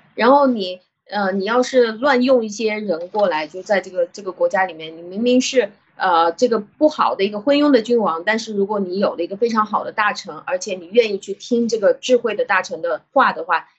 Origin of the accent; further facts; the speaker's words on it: China; 我们中国人